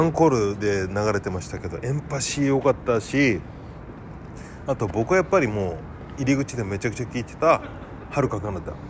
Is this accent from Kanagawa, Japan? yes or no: yes; Yokohama, Kanagawa, Japan; 地元、地元の横浜の